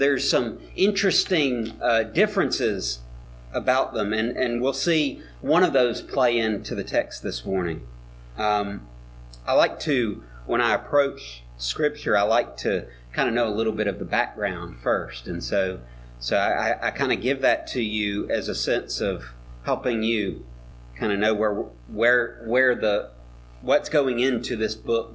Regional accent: Mobile, Alabama, United States; I was growing up in Mobile. I was a middle schooler

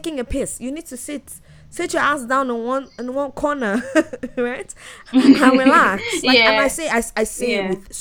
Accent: Nigeria; moved away as an adult; now in Canada; I'm from Nigeria

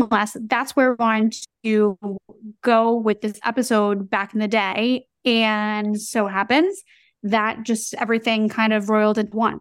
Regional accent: New York, United States; as a New Yorker

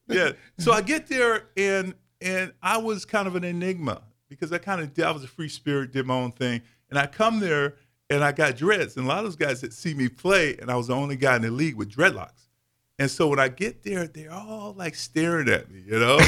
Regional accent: Davenport, Iowa, United States; also born or lived in Fort Pierce, Florida; I was mid, Midwest raised in Davenport, Iowa

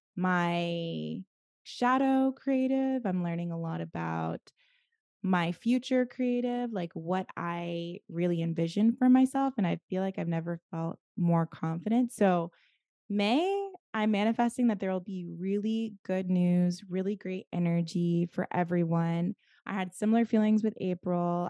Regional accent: Atlanta, Georgia, United States; moved away; Atlanta, my hometown

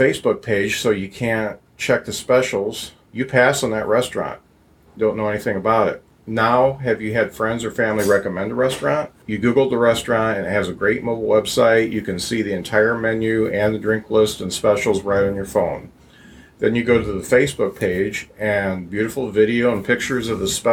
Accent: Lakeville, Indiana, United States; also born or lived in South Bend, Indiana; I was born in South Bend, but grew up in Lakeville

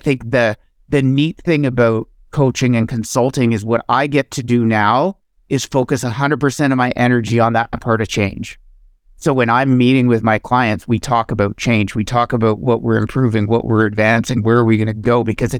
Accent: Ottawa, Ontario, Canada; As a kid, was cheering for the underdog. Like, I grew up in Ottawa, and we go to the Ottawa Rough Rider games

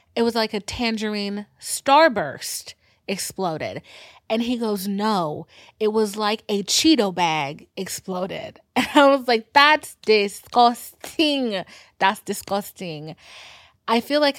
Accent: Georgia, United States; I'm from Georgia. I live in the middle of nowhere

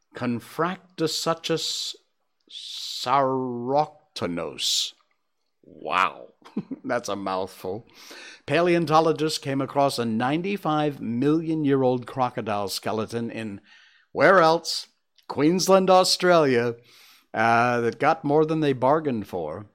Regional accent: Cornwall, Connecticut, United States; my hometown of Cornwall, Connecticut, where we have four seasons

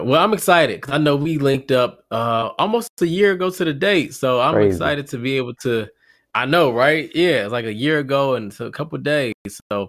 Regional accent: Detroit, Michigan, United States; moved away; Originally from Detroit. So from Detroit, Michigan, born and raised. So what up, though, to all my people in the D. And then now I reside in North Carolina.

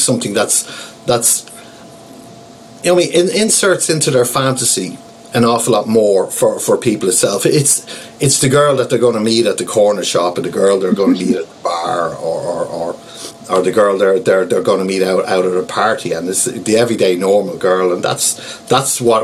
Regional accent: Ireland; moved away; also born or lived in Amsterdam; I'm an Irish national, and I'm currently at home in Ireland visiting family at the moment

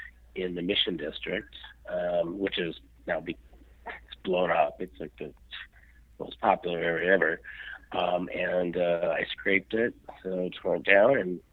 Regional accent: Salt Lake City, Utah, United States; moved away as an adult; also born or lived in Detroit, Michigan; now in California, United States; I grew up in Salt Lake and, I went to elementary school and junior high and went to University of Utah in Salt Lake City. So that's where I'm from.

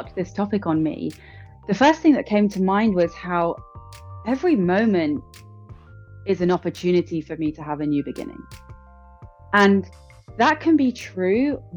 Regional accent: London, United Kingdom; born and raised in London.

